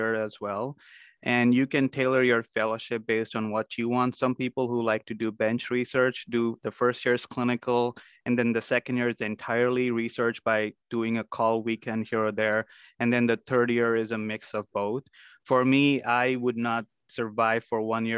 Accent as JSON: {"language": "English", "town": "Mumbai", "region": "Maharashtra", "country": "India", "tie": "born or raised there", "also_born_or_lived": "Chicago, United States", "moved": "yes", "lives_now": "Minnesota, United States", "said": "I grew up in Mumbai, India, where the weather was 90 degrees and humid for most part of the year."}